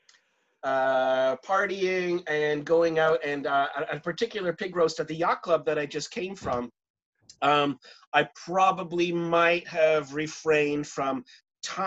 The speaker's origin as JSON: {"language": "English", "country": "Pakistan", "tie": "born or raised there", "moved": "yes", "said": "I grew up in Pakistan"}